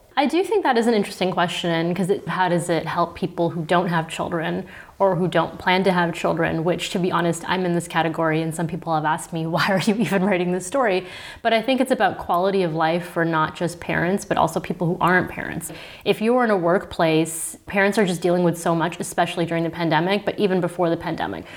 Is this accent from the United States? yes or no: no; Toronto, Ontario, Canada; moved away as an adult; now in Berlin, Germany; in Toronto, where I'm from